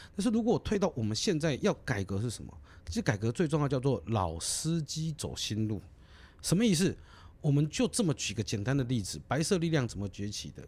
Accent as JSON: {"language": "Chinese", "country": "Taiwan", "said": "我们知道我们是台湾人，那我们也嗯。知道我们生于斯、长于斯"}